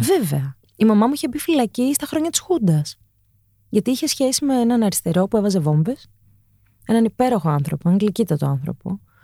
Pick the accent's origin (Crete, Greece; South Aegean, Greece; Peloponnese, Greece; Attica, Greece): Attica, Greece; Athens; also born or lived in Cholargos; Γεννήθηκα ε, σε ένα μευτήριο το Ήρα, στο Χολαργό. Ναι. Ε, μεγάλωσα στο Παγκράτη.